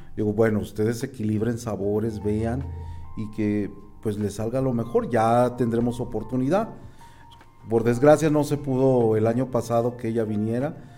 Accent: Mexico; nosotros como mexicanos

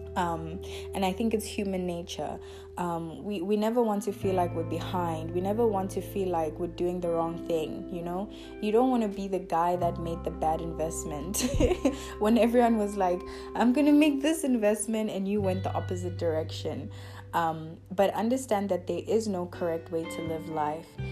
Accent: South Africa; I was born in South Africa

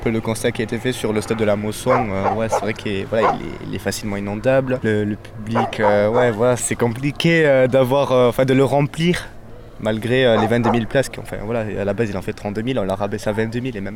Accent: Marsan, France; je suis de Marsan, je fais le trajet chaque week-end euh, pour revenir voir les matchs ici à Montpellier.

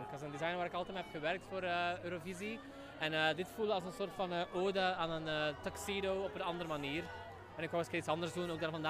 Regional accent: Netherlands; Ik wou net tegen haar zeggen, ik kom uit Nederland.

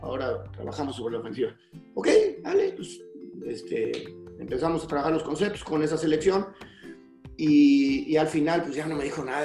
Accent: Mexico; como mexicanas

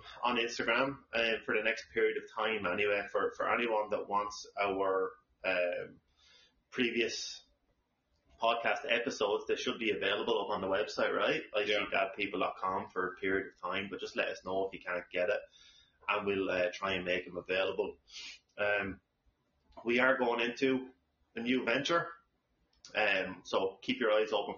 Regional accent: Ireland; now in Savannah, United States; we try our best as Irish people to be as patriotic

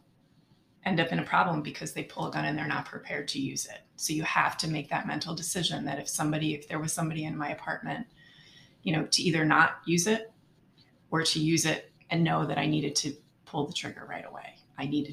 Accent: Pocono Mountains, northeastern Pennsylvania, United States; I grew up in northeastern Pennsylvania in the Pocono Mountains

